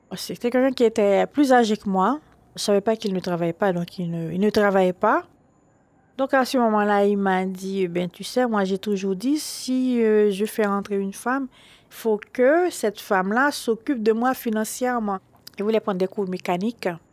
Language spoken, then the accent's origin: French; Haiti; born or raised there; now in Paris, France